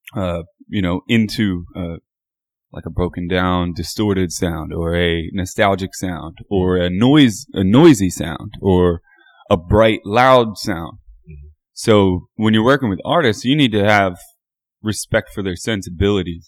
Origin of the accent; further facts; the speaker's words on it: Royersford, Pennsylvania, United States; I'm from Montgomery County